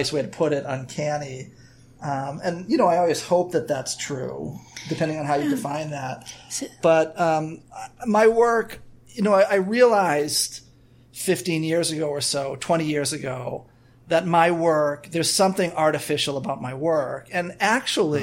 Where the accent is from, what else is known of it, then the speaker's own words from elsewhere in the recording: Scituate, Massachusetts, United States; I grew up in a suburb called Scituate